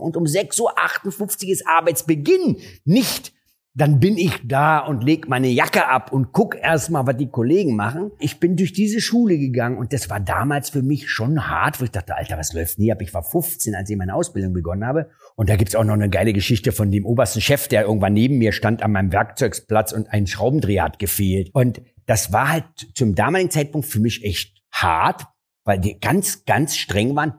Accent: Berlin, Germany; also born or lived in Mariendorf, Berlin / Neukölln, Berlin; Aufgewachsen bin ich in Kreuzberg

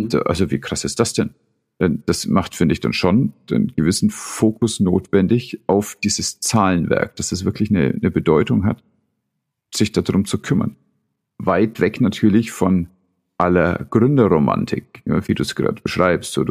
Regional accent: Southern Germany, Germany; Ich komme ja aus dem

